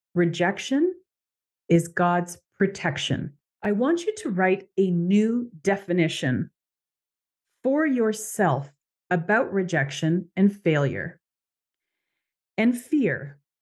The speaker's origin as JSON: {"language": "English", "country": "Canada", "moved": "as an adult", "said": "I am Canadian"}